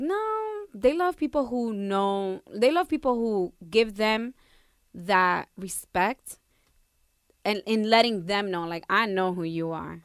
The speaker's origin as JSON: {"language": "English", "town": "Perth Amboy", "region": "New Jersey", "country": "United States", "tie": "born or raised there", "first_language": "Spanish", "second_language": "English", "said": "growing up in a town like Pertham, boy, I was Latina one hundred percent"}